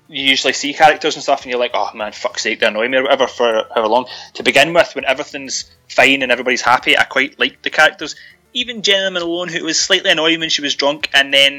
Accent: Scotland, United Kingdom; I'm Scottish.

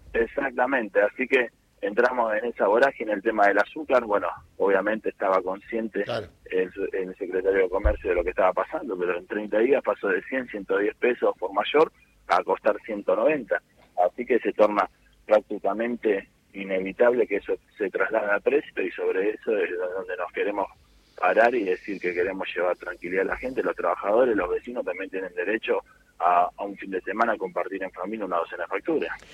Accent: Avellaneda, Buenos Aires Province, Argentina; born or raised there

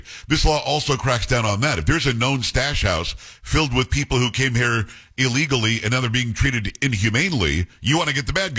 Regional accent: Texas, United States; I know as a Texan

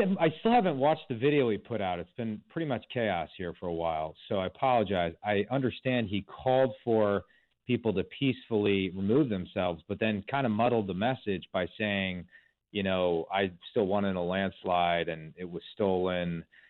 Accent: Wisconsin, United States; my home state of Wisconsin

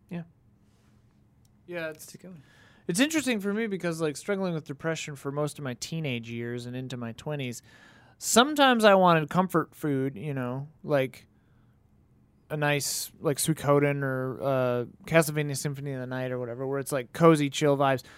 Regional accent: Wisconsin, United States; growing up in Wisconsin where I did

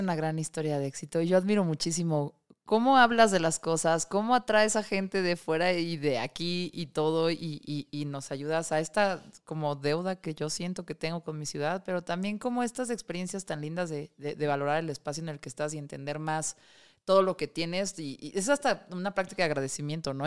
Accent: Mexico City, Mexico; Soy de Tlalpan

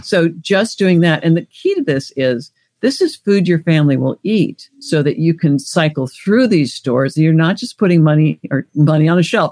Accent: Washington, United States; also born or lived in Alaska; now in Los Angeles, United States; I grew up in Washington State, lived in Alaska. I'm now in California

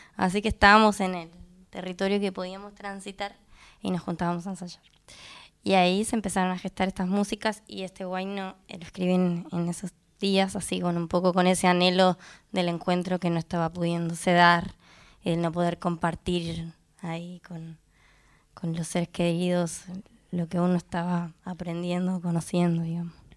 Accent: Catalonia, Spain; moved away as an adult; now in Argentina; yo soy la única que soy argentina, pero nací de aquí, porque mi, familia paterna es argentina, pero mi familia materna es toda de España, de Cataluña, y nos mudamos cuando yo era muy chiquita. Y ahora hace unos años me vine

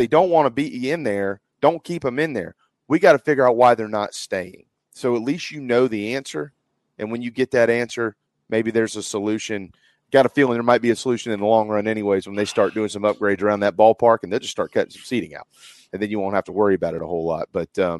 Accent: Philadelphia, Pennsylvania, United States; I don't care about the game because I'm from Philadelphia.

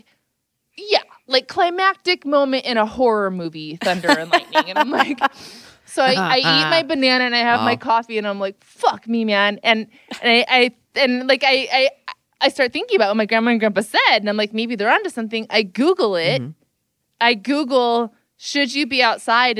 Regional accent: California, United States; I'm from California

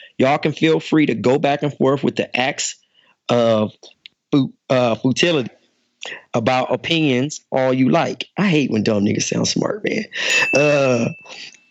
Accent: the West, United States; I'm from the West.

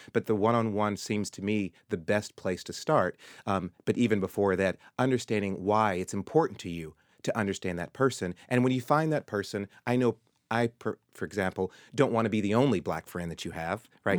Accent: Murfreesboro, Tennessee, United States; moved away; my early days growing up in Tennessee

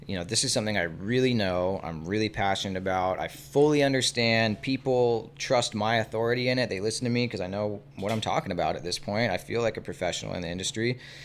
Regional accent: Encinitas, California, United States; I grew up in Encinitas

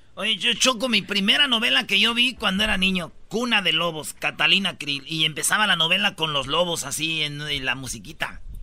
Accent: Jiquilpan, Michoacán, Mexico; mi pueblo, Jiquilpan, Michoacán

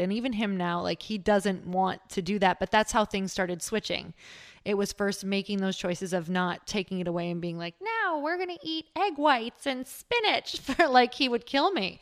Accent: Midwest, United States; I'm from the Midwest

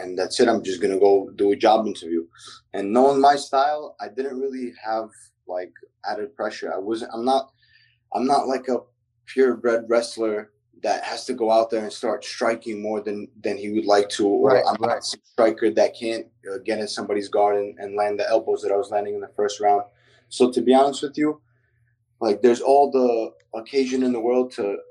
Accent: New York City, New York, United States; I grew up in Brooklyn

